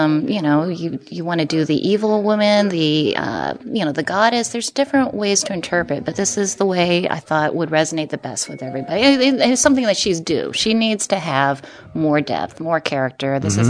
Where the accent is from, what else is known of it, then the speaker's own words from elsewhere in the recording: United States; I am Chinese and I'm American, and I've sort of gone back and forth in terms of my identity.